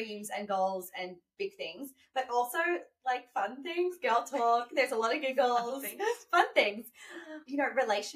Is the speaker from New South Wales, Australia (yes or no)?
no; Gold Coast, Queensland, Australia; moved away as an adult; now in Los Angeles, United States; I'm from the Gold Coast